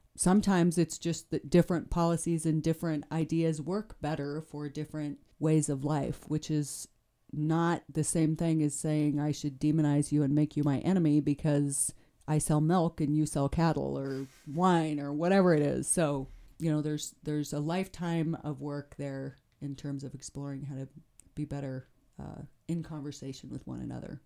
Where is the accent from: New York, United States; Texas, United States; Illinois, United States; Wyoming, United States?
Wyoming, United States; Shell; also born or lived in Greybull, Wyoming; now in Jackson, United States; I grew up in northern Wyoming